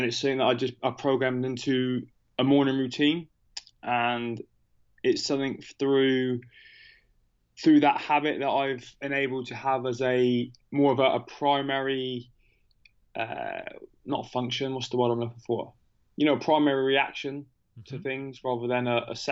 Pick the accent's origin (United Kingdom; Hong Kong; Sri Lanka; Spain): United Kingdom; I'm not from America, as you can tell by my funny accent. I'm from the UK.